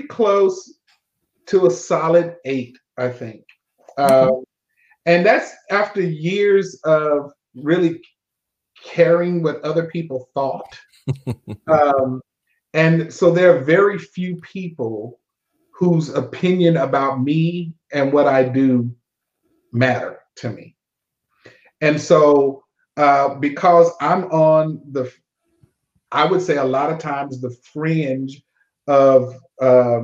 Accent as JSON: {"language": "English", "town": "Austin", "region": "Texas", "country": "United States", "tie": "born or raised there", "said": "Born and raised"}